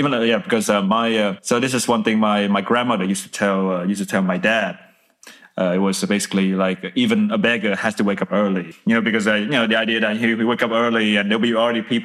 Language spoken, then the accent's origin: English; Vietnam; English is a second language; also born or lived in Scotland; now in Dublin, Ireland; when we started growing up in Vietnam